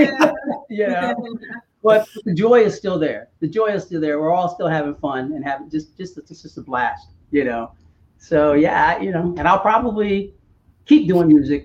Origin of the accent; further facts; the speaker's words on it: Cincinnati, Ohio, United States; moved away; I'm from Cincinnati